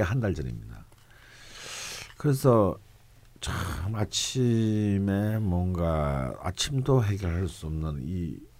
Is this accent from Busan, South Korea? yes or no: yes; Busan, South Korea; now in Seoul, South Korea; 칼국수의 오리지널 동네인 부산 출신이잖아요